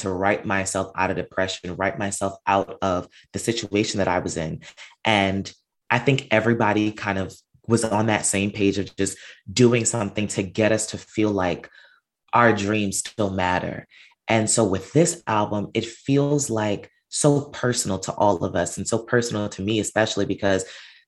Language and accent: English; Long Island, New York, United States; I was born and raised out here in New York, a Long Island resident